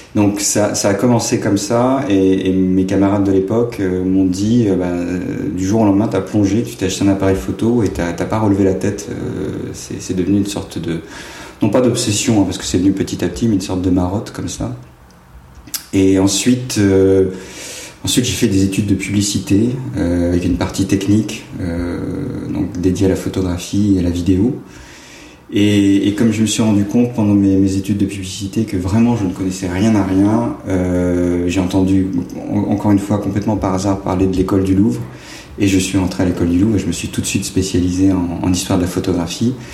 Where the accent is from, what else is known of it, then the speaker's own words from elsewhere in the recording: Cherbourg, Normandy, France; je suis né à Cherbourg euh, et mon enfance et mon adolescence s'est passée tout à fait en dehors du cadre euh, artistique